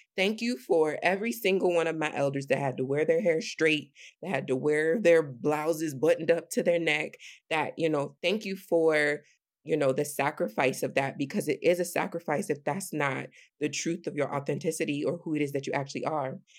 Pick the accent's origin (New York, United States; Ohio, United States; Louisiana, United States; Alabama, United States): Ohio, United States; Sandusky; I'm from Sandusky, Ohio, which is this predominantly white, when I was growing up, predominantly white